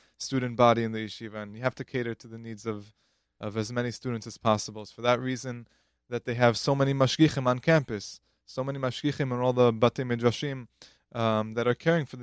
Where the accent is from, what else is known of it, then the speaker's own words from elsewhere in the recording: New York City, New York, United States; I'm originally from Queens